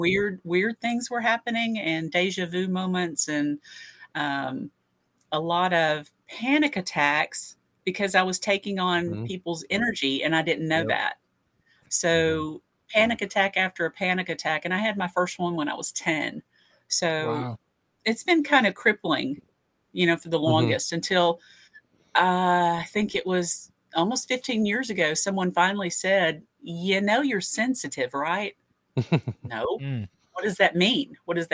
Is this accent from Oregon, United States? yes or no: no; Fayetteville, Tennessee, United States; I'm author from Fayetteville, Tennessee.